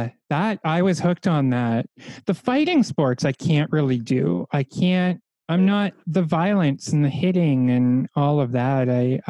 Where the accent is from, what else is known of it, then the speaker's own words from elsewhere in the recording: Canada; I'm French Canadian